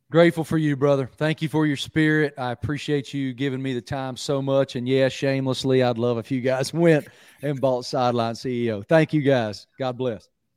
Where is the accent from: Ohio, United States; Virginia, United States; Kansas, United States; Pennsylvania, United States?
Virginia, United States; Southwest; moved away; I'm from Southwest Virginia originally, grew up going to Virginia Tech games with my dad